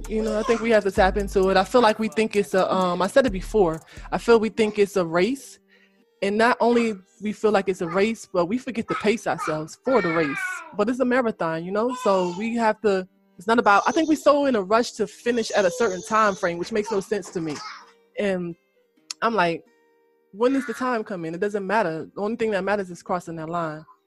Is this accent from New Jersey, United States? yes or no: yes; Elizabeth, New Jersey, United States; I'm from Eastwick. If people don't know, that's Elizabeth, New Jersey